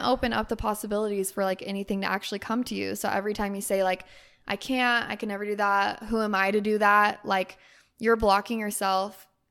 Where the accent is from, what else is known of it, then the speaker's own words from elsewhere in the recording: Utah, United States; moved away; my family's in Utah